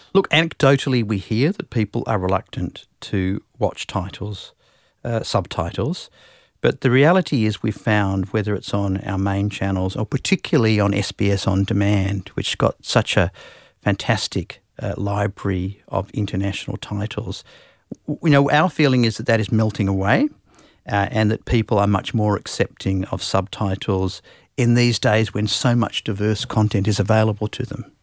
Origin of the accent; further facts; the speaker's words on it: Perth, Western Australia, Australia; also born or lived in Singapore; I'm from Perth